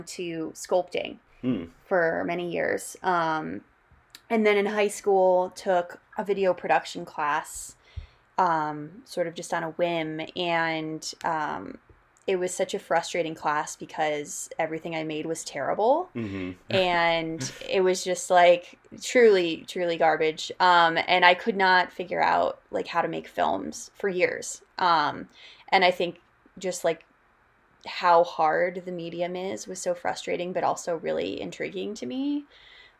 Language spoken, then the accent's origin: English; Denver, Colorado, United States; I'm from Denver, Colorado originally, and then a lot of my family is in Oklahoma City.